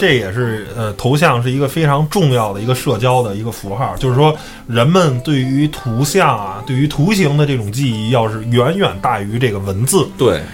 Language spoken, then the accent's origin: Chinese; Beijing, China; 我也是一个北京人